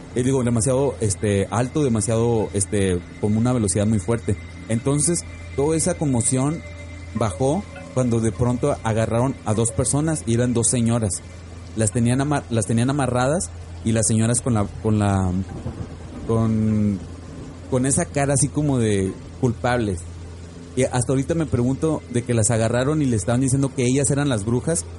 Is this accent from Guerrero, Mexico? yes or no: no; Monterrey, Nuevo León, Mexico; now in Phoenix, United States; yo soy oriundo de Monterrey